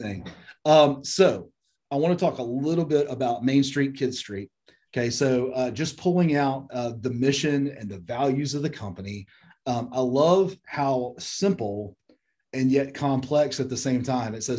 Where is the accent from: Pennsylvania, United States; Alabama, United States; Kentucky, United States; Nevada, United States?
Alabama, United States; Birmingham; we're both from Birmingham